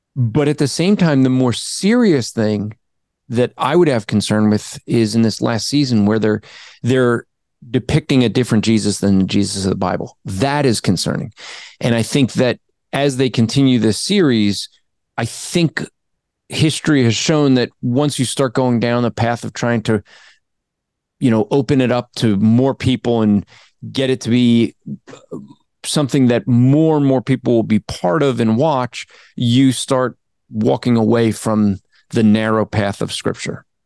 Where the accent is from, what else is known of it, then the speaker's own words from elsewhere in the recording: New Jersey, United States; I'm from Jersey